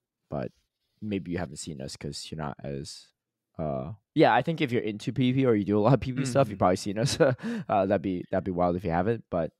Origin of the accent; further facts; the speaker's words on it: United States; We're both from the United States. So, of course, our perspective is definitely skewed towards that.